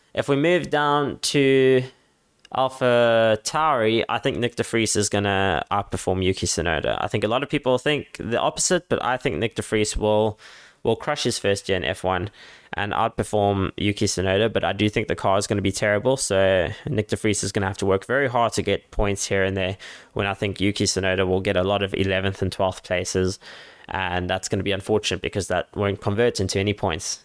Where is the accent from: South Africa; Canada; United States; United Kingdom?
South Africa; Cape Town, Western Cape; my hometown